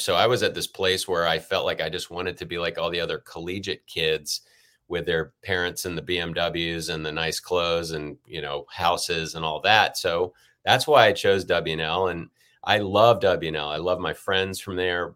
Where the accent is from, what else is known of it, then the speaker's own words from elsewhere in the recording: Richmond, Virginia, United States; moved away as an adult; also born or lived in Pontiac, Michigan / California; now in Los Angeles, United States; moved to Richmond, and that's, that's been home other than California since